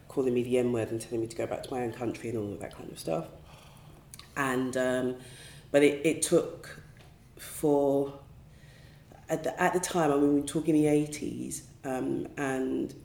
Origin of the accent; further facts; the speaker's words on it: London, United Kingdom; also born or lived in Woolwich; I haven't moved that far away from where I was raised, to be honest. I was born in Greenwich, South East London